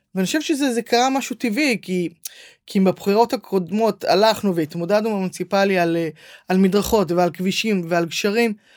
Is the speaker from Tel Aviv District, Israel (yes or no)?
yes; Herzliya, Tel Aviv District, Israel; הרצליה זו עיר מדהימה. אני גדלתי בה, התחנכתי